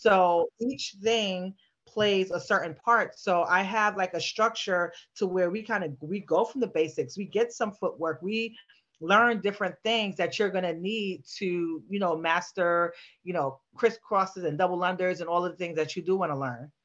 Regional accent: New York City, New York, United States; I grew up in New York in a Bronx between Bronx and Harlem

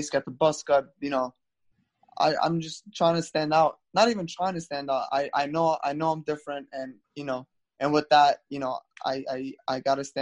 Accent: New York City, New York, United States; I'm from Brooklyn, New York

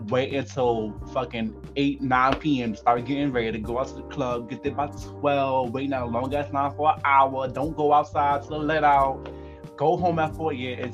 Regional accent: New York, United States; Growing up in New York

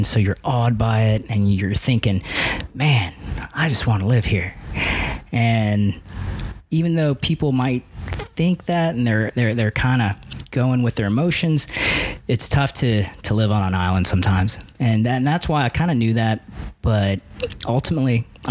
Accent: Ohio, United States; moved away as an adult; also born or lived in Cincinnati; now in Hawaii, United States; I grew up in Ohio, and that's where I turned pro

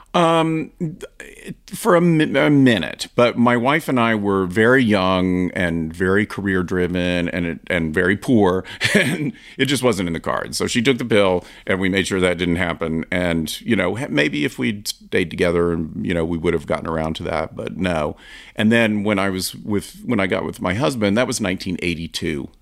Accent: Asheville, North Carolina, United States; I grew up in the South, in Asheville, North Carolina

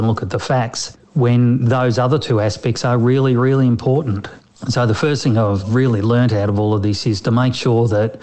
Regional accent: Melbourne, Victoria, Australia; I was actually from Melbourne

